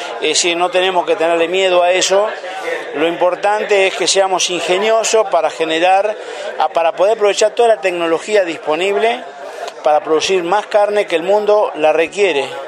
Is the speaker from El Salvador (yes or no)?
no; Entre Ríos, Argentina; also born or lived in Uruguay; yo provengo de la provincia de Entre Ríos